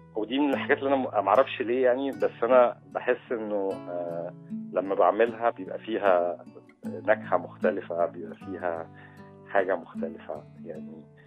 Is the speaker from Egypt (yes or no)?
yes; Egypt; اتربيت في الريف